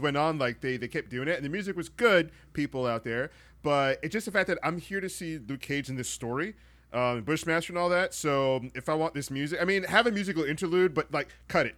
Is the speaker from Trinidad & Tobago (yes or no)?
yes; Trinidad & Tobago; I'm from Trinidad